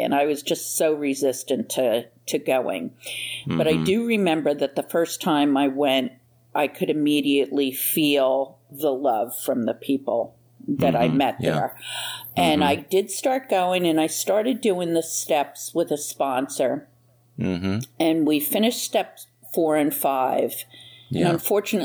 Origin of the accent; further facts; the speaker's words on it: New Jersey, United States; moved away as an adult; now in Florida, United States; I'm originally from New Jersey, and I've been in Florida just about 2.5 years.